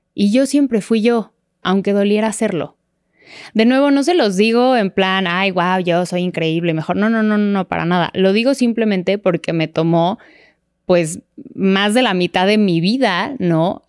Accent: Mexico City, Mexico; nací y crecí en la Ciudad de México

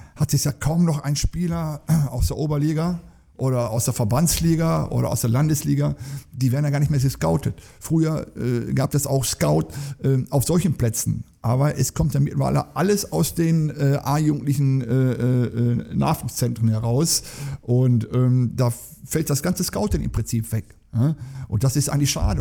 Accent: Duisburg, North Rhine-Westphalia, Germany; Äh, das ist meine Heimatstadt. Ich komme aus Duisburg-Beckerwerth

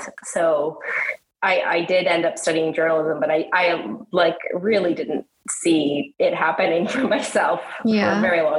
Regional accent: Ontario, Canada; also born or lived in Australia; I lived in Australia when I was very, very young, which makes more sense as an Aussie kid and does not make sense if you're growing up in Ontario

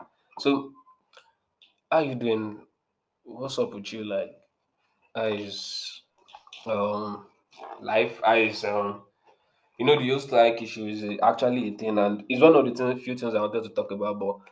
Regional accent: Nigeria; as a Nigerian person that went to a Nigerian public school, public school, university rather

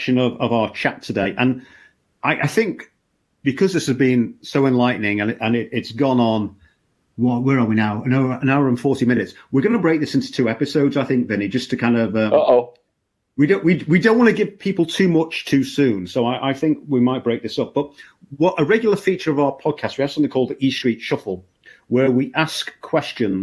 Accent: Liverpool, North West England, United Kingdom; moved away; I'm from Liverpool originally

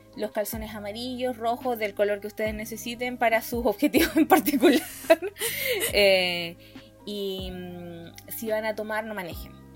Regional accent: Temuco, Araucanía, Chile; born or raised there; now in Santiago, Chile

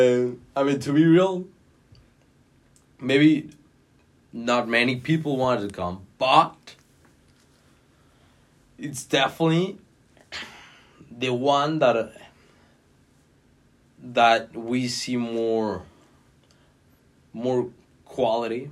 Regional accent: Mexico City, Mexico; moved away as an adult; now in Washington, D.C., United States; where I'm from Mexico City

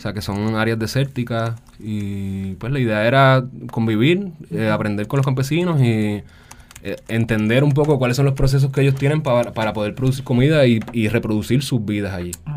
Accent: San Juan, Puerto Rico; also born or lived in France; soy de San Juan, soy natural de San Juan y a pesar de haber nacido y ser criado en la ciudad

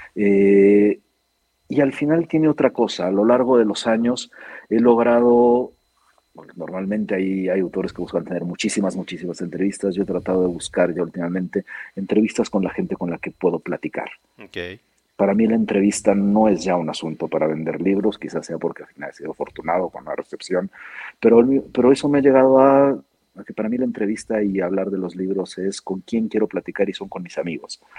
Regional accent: Mexico; Yo soy primera generación mexicano, sirio-mexicano

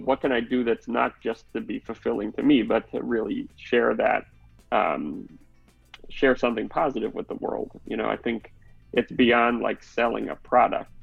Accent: New York City, New York, United States; I grew up in Manhattan

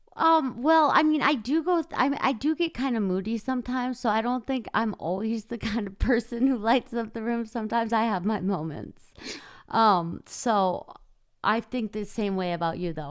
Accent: Minnesota, United States; I grew up in the Midwest in Minnesota

